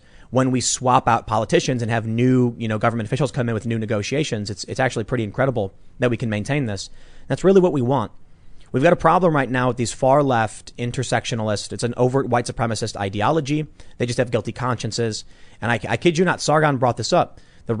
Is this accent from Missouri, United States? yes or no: no; Chicago, Illinois, United States; there have been experiences growing up on the South Side of Chicago